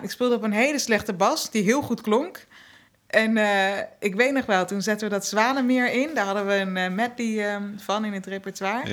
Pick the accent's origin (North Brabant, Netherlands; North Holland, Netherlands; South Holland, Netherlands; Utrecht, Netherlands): South Holland, Netherlands; The Hague; Uit Den Haag